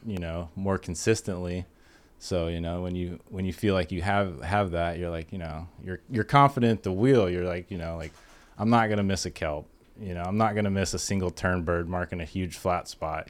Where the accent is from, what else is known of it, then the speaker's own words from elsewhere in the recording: San Diego, California, United States; I grew up in Ocean Beach, right there next to Point Loma.